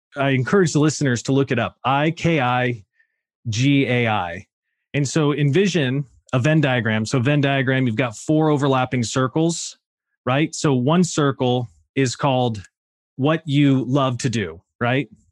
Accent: Sacramento, California, United States; also born or lived in Oregon; I grew up in Sacramento, son of a West Point Army graduate

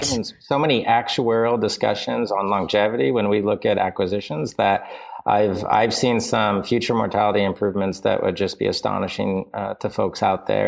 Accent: Indiana, United States; I grew up in Indiana

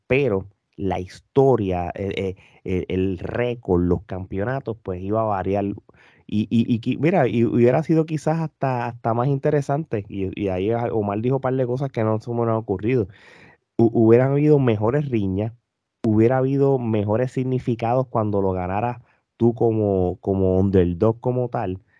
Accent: Puerto Rico; Nosotros como puertorriqueños

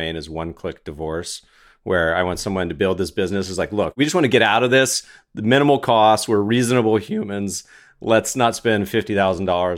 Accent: Winston-Salem, North Carolina, United States; moved away; I grew up partially in Winston-Salem, North Carolina

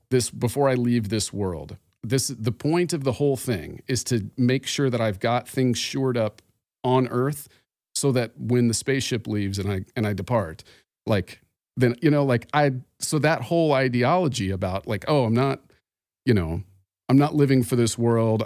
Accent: Phoenix, Arizona, United States; I am from Phoenix, Arizona

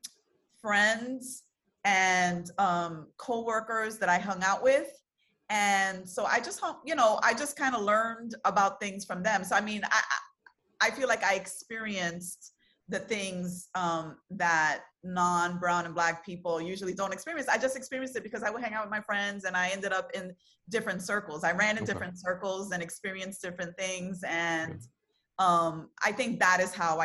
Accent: New York City, New York, United States; I'm born and raised in Brooklyn, you know, New York City girl

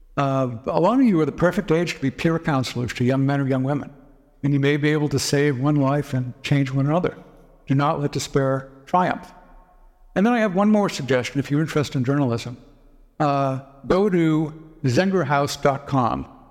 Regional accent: Boston, Massachusetts, United States; I grew up in the Boston area

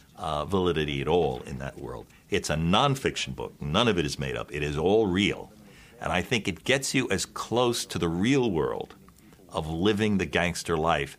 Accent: New York City, New York, United States; I grew up in Bensonhurst, Brooklyn, which was the Brooklyn version of the same neighborhood.

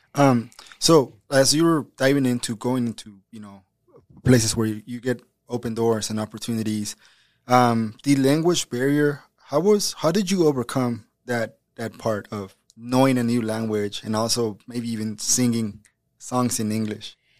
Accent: United States; also born or lived in Mexico; I was born in Mexico, but I, I grew up in America.

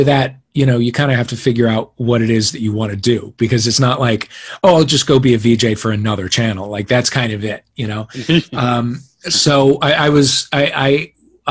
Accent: Kirkwood, Missouri, United States; moved away as an adult; now in Los Angeles, United States; I grew up in Kirkwood

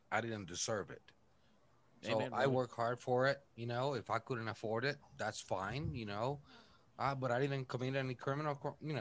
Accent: Puerto Rico; moved away; I was born and raised in Puerto Rico. I'm not Puerto Rican. I'm half Irish, half Italian

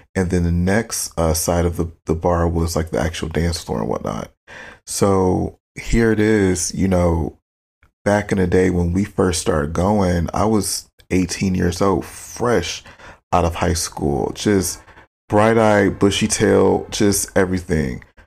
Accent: Detroit, Michigan, United States; moved away as an adult; now in Los Angeles, United States; I'm from Michigan. I love being born and raised in Michigan. It's a beautiful state, gorgeous, amazing history, especially coming from Detroit

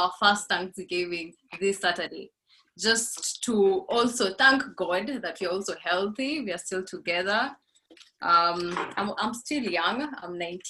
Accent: Laikipia County, Kenya; now in Nairobi, Kenya; I grew up in Laikipia, one of the best destinations for wildlife.

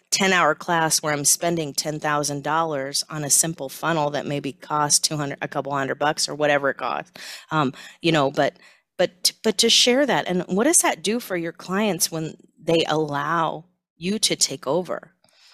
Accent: Silicon Valley, California, United States; growing up in Silicon Valley

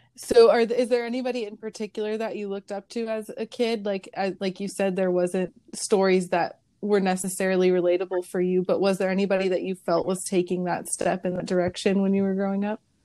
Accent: San Jose, California, United States; now in San Diego, United States; I grew up in San Jose

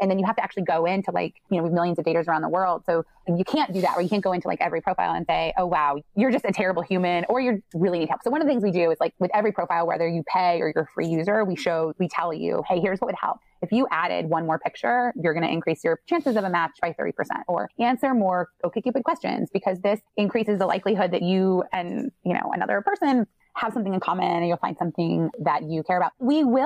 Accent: Midwest, United States; I'm from the Midwest

